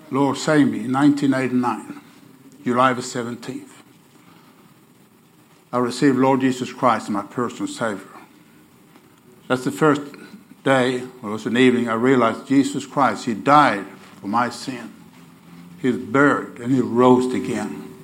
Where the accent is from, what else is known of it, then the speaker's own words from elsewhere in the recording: Sweden; accent: Oklahoma; English is a second language; now in Oklahoma City, United States; I want you to get used to my Oklahoma accent. You, I'm from Bowdoin Baptist. Everybody know about Bowdoin Baptist Church in Oklahoma City. So I'm in Okie. But I'm not an Okie from Muskogee. I told somebody here. I'm an Okie from Sweden.